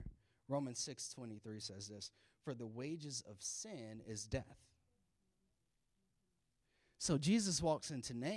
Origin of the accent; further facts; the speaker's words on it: the South, United States; now in Maryland, United States; I'm from the South